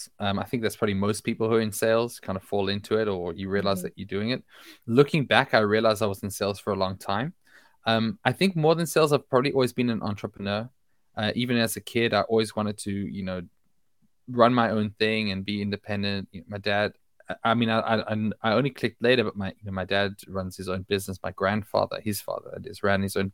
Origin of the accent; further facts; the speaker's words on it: Australia; moved away as an adult; also born or lived in South Africa; now in Israel; I live in Israel now. I was born in South Africa. I grew up in Australia